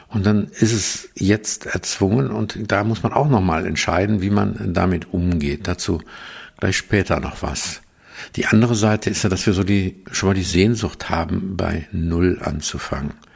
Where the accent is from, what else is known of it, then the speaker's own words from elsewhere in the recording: Aachen region, North Rhine-Westphalia, Germany; ich komme ja aus der Region von Aachen